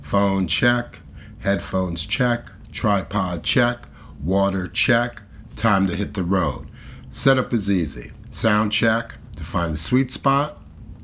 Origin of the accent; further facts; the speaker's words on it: New York City, New York, United States; based in my hometown, NYC